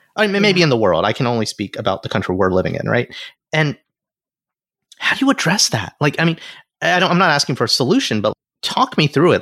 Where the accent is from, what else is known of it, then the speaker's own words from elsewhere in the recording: Alabama, United States; moved away; I grew up in the South